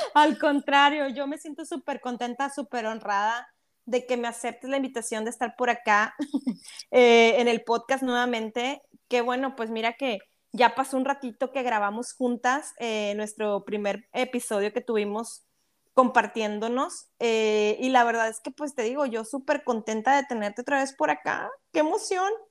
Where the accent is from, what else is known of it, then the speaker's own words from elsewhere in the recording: Mexico; nosotras como mexicanas